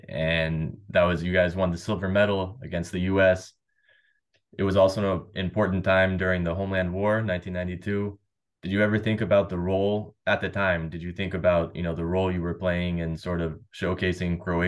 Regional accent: United States

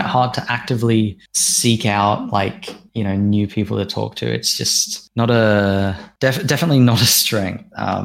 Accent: Australia; as an Australian

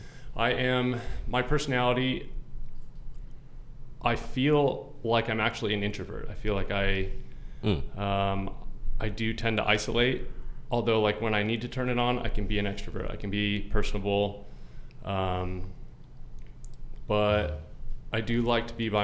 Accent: Gilbert, Arizona, United States; I grew up in Gilbert, Arizona.

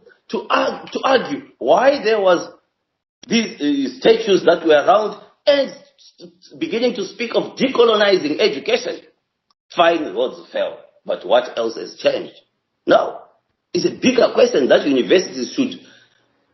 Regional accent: Zimbabwe; I come from Zimbabwe myself

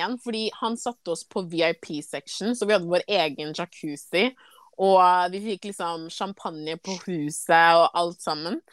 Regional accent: Ghana; now in Norway; Jeg er jo fra Ghana

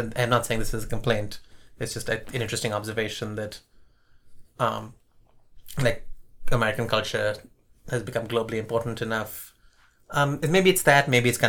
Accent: Sri Lanka; born there; my father's relatives in Bangladesh, my mother's relatives in Pakistan, and I was born in Sri Lanka.

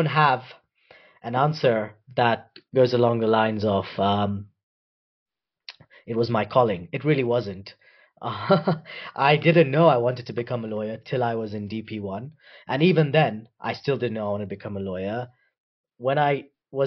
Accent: Nairobi, Kenya; also born or lived in United Kingdom; I was born in Nairobi. I've grown up here.

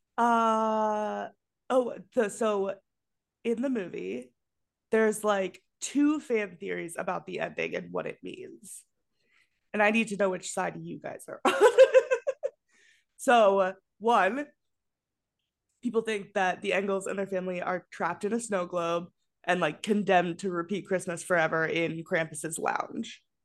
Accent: Colorado, United States; I grew up in Colorado

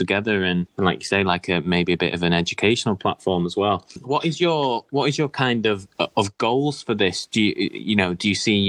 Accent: Manchester, North West England, United Kingdom; I'm from Manchester myself

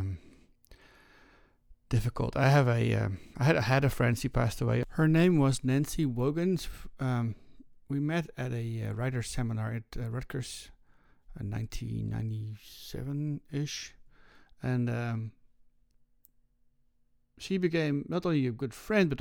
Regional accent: Netherlands; moved away as an adult; I was raised in the Netherlands.

